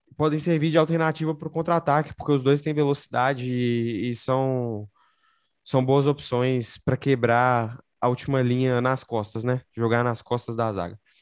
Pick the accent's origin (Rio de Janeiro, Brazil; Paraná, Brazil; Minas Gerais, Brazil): Minas Gerais, Brazil; eu sou de Minas Gerais